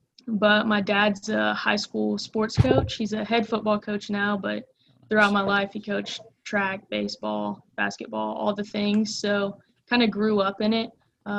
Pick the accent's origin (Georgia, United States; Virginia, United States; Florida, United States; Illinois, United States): Georgia, United States; St. Simons Island; also born or lived in East Tennessee; So I was born in East Tennessee, lived about 4 hours north of Macon, Georgia, and then my family moved to St. Simons Island, where we live about 4 hours south.